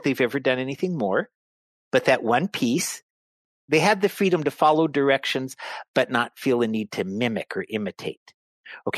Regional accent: United States; As Americans

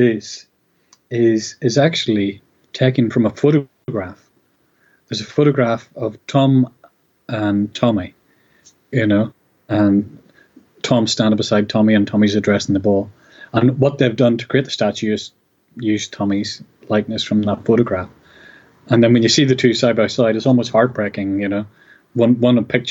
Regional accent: Northern Ireland, United Kingdom; moved away as an adult; now in St Andrews, United Kingdom; I'm Northern Irish, so I've lived here for 20-odd years.

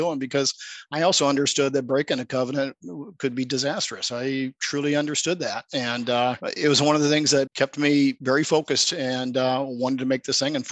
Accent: Des Moines, Iowa, United States; I grew up in Des Moines, Iowa

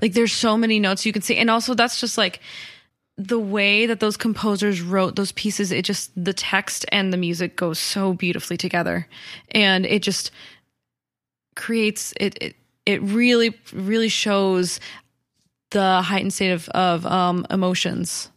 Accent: Colorado, United States; I grew up in Colorado

